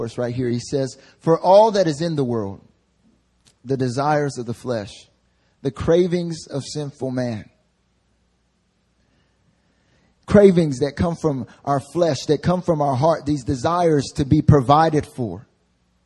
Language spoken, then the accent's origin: English; North Carolina, United States; now in Seoul, South Korea; when I was a little kid growing up in North Carolina